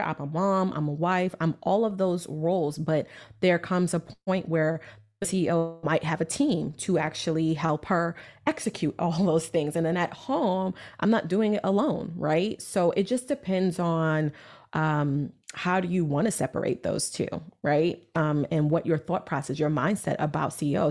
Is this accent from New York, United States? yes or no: yes; New York City, New York, United States; I'm from Brooklyn, New York